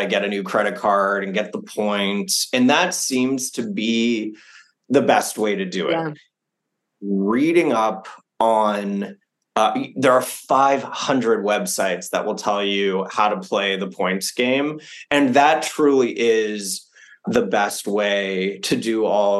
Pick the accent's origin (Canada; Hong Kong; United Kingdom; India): Canada; also born or lived in Japan / France; I'm French Canadian